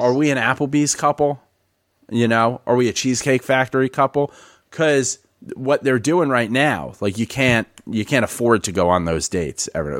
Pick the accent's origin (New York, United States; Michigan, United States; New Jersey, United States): New York, United States; New York City; moved away as an adult; I'm born and raised in the Bronx.